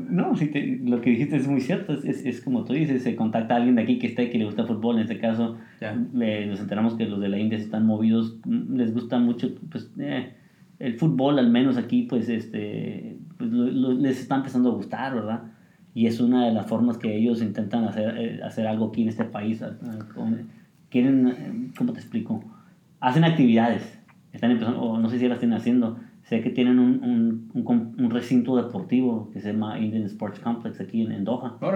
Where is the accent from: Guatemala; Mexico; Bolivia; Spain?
Mexico